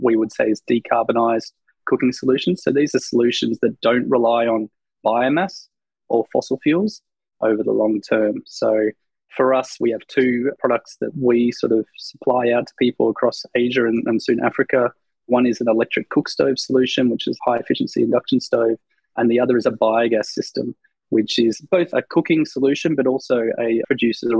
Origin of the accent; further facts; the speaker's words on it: Australia; I'm an Australian